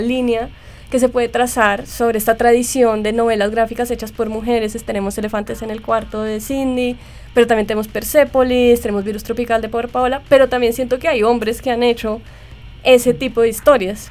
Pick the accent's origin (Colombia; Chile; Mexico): Colombia